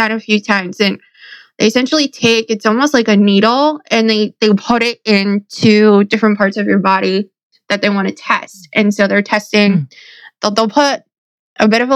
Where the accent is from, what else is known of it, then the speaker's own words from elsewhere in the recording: Connecticut, United States; I'm from Connecticut